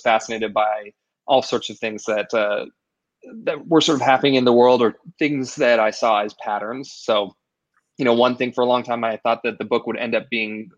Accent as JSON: {"language": "English", "region": "Idaho", "country": "United States", "tie": "born or raised there", "said": "I grew up in Idaho"}